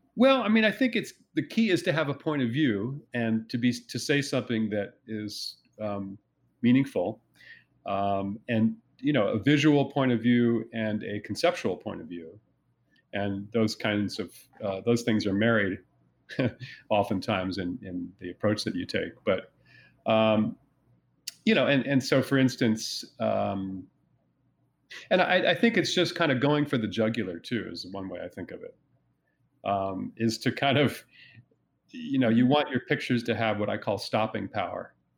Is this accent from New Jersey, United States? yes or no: yes; New Jersey, United States; where I was growing up in New Jersey